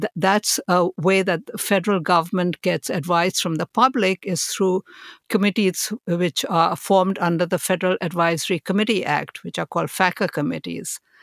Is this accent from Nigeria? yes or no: no; India; moved away; I was born in India and I was raised there